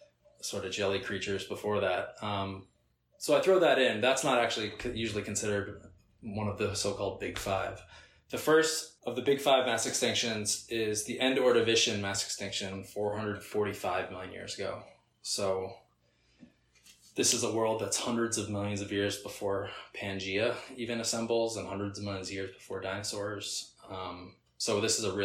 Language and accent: English; Boston, Massachusetts, United States; I'm from New England